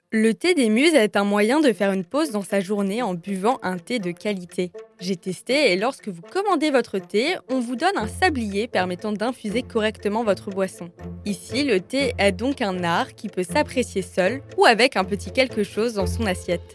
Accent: Strasbourg, Grand Est, France; also born or lived in Lyon; une petite Strasbourgeoise qui a passé deux ans à Lyon et qui avait bien besoin de retrouver ses racines.

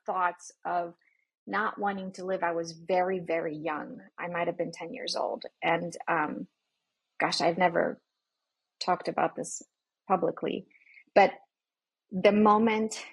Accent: Poland; moved away; I grew up in Poland where things like that weren't talked about.

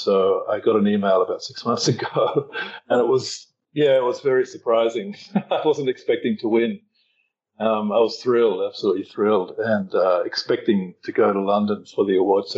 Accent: Australia; now in Thailand; I'm from Australia. I'm currently in Thailand

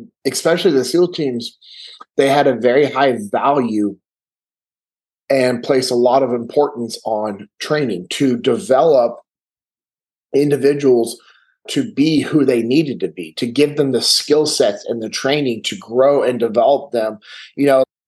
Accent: Sacramento, California, United States; I'm originally from Sacramento, California, born and raised in the same house that my dad grew up

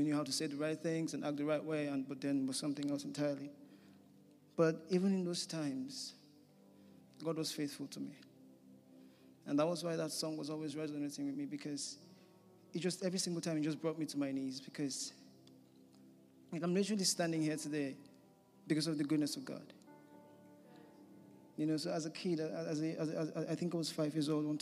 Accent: Nigeria; moved away as an adult; I am from Nigeria originally. I came here last year to do a master's program in law

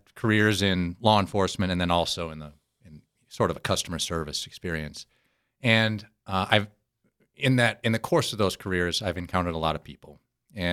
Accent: South Dakota, United States; I was born and raised in South Dakota

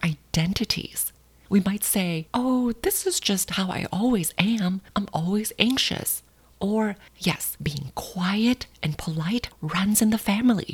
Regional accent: Thailand; Growing up in Thailand

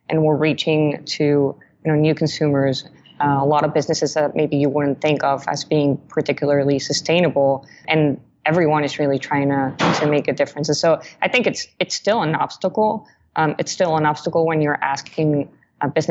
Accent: Mexico; now in United States; I'm originally from Mexico

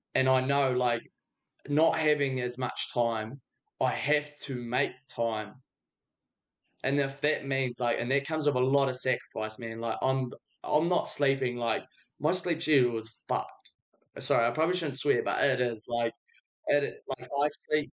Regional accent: Dunedin, Otago, New Zealand; now in Invercargill, New Zealand; I'm actually a Dunedin boy.

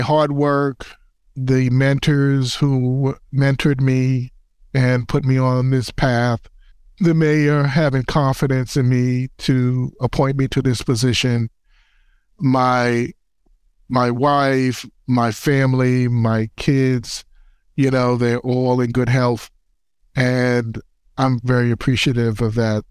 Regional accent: New York City, New York, United States; I grew up in the Bronx, and I also am a former basketball player

